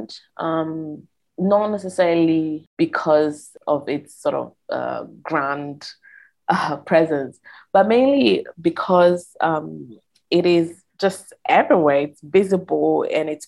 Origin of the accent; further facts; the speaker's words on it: Verona, Veneto, Italy; I grew up in Italy, in northern Italy, northeast, in a city called Verona